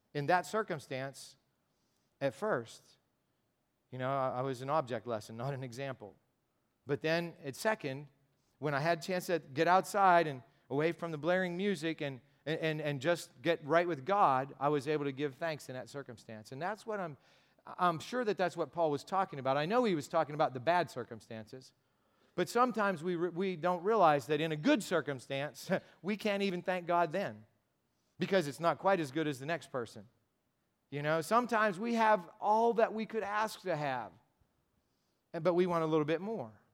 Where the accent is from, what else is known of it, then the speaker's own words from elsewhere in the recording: United States; I'm an American and because I speak some Spanish